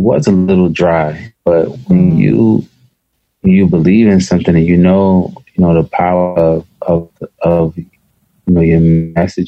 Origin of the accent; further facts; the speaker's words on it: Philadelphia, Pennsylvania, United States; I'm from North Philly